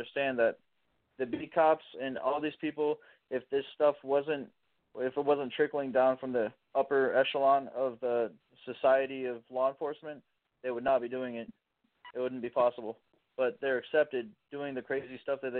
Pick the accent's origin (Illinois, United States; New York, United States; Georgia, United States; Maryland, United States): Illinois, United States; Chicago; now in Champaign, United States; I'm from East Central Illinois, down over here in Champaign, Illinois, about 2.5 hours south of Chicago, but I'm from Chicago.